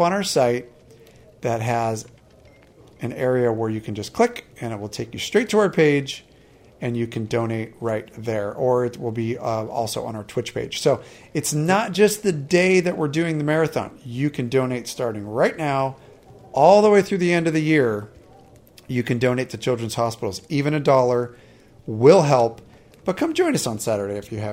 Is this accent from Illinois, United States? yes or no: no; California, United States; here in my home state of California